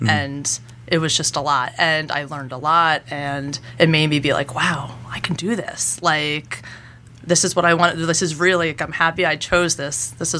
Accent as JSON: {"language": "English", "area": "Jersey Shore", "region": "New Jersey", "country": "United States", "tie": "born or raised there", "also_born_or_lived": "Baltimore / New York", "said": "I grew up here."}